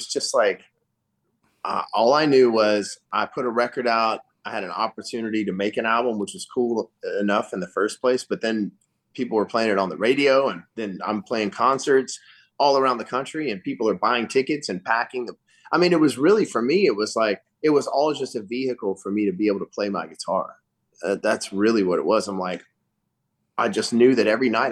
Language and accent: English; northern Louisiana, United States; I'm from northern Louisiana, so the people in southern Louisiana kind of disown us up there